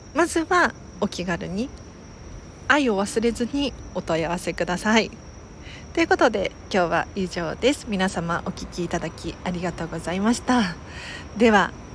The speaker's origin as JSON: {"language": "Japanese", "region": "Tokyo", "country": "Japan", "tie": "born or raised there", "said": "東京生まれ東京育ちですが"}